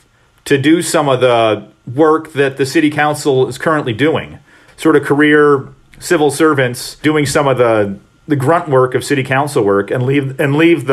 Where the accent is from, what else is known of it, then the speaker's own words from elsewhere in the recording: Detroit, Michigan, United States; now in Madison, United States; Growing up in Detroit